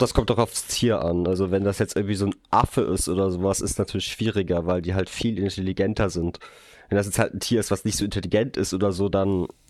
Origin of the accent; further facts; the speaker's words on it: Hesse, Germany; bei uns in Hessen